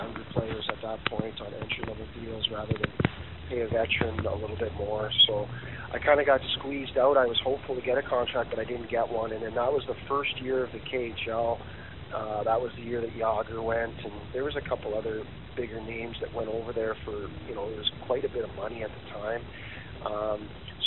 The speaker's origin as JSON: {"language": "English", "country": "Canada", "said": "being a Canadian and living over there"}